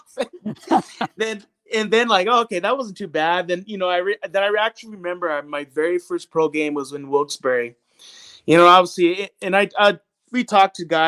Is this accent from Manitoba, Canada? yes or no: yes; Neepawa, Manitoba, Canada; I went back and played in my hometown for the Nipah Natives